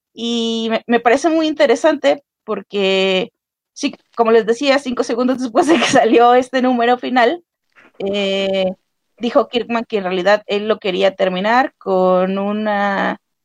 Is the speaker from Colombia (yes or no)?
no; Veracruz, Mexico; como persona de Veracruz, soy de Veracruz